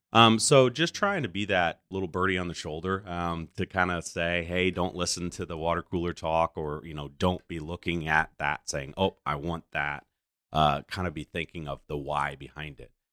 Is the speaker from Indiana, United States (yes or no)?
yes; Goshen, Indiana, United States; being born and raised here